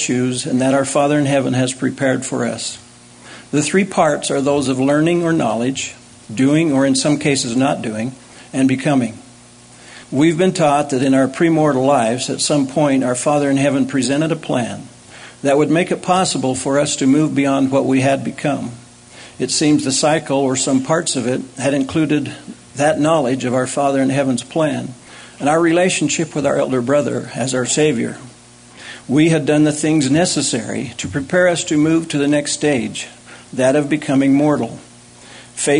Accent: Provo, Utah, United States; Having been born and raised in Provo, I have always loved this campus

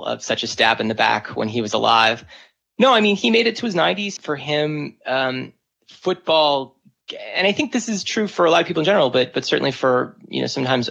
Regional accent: San Diego, California, United States; I grew up in San Diego

